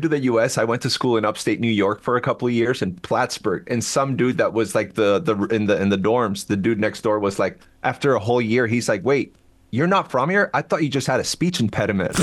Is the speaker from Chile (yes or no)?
yes; Chile; first language Spanish; English is a second language; moved away as an adult; now in United States; I'm from Chile originally, born and raised. But uh, I've right. been in the U.S. for like 24 years